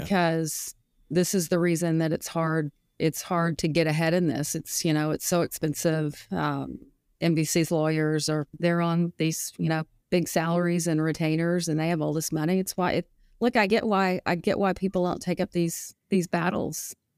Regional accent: Fayetteville, Arkansas, United States; I'm from Arkansas

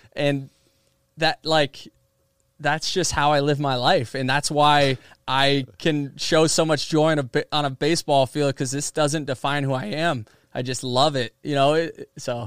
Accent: Seminole, Florida, United States; my hometown team

